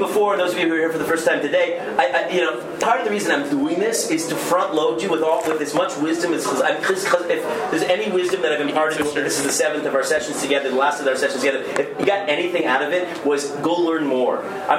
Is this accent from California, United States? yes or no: yes; Berkeley, California, United States; I'm this liberal from Berkeley. You have to try hard to be liberal in Berkeley because they're automatically liberal there.